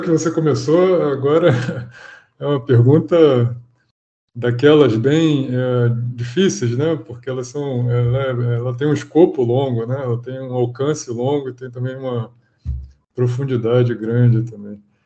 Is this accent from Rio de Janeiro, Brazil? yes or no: yes; Rio de Janeiro, Brazil; eu sou natural do Rio